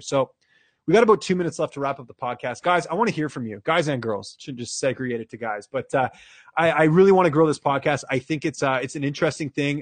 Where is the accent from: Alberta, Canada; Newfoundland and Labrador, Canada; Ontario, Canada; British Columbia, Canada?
British Columbia, Canada; Vancouver; moved away as an adult; also born or lived in Ottawa; now in Toronto, Canada; I'm a Canucks fan because I grew up there